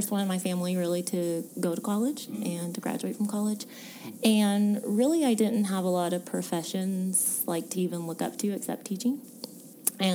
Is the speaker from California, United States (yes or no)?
no; Edmond, Oklahoma, United States; I'm from Edmond, Oklahoma